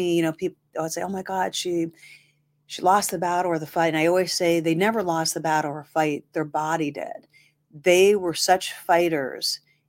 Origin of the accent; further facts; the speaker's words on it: Massillon, Ohio, United States; now in Youngstown, United States; originally from there, moved here in 91